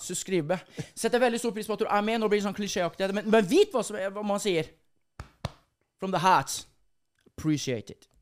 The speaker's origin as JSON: {"language": "Norwegian", "town": "Halden", "region": "Østfold", "country": "Norway", "also_born_or_lived": "Sarpsborg", "said": "det er jo traktene jeg kommer fra, fra Halden"}